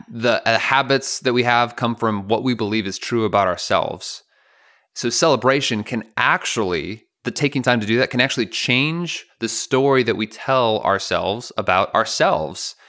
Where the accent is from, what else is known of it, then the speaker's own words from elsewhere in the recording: Chicago, Illinois, United States; I grew up in Chicago